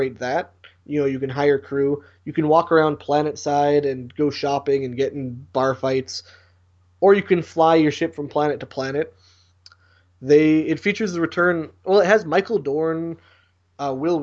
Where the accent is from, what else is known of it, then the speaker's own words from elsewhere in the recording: Canada; I'm Canadian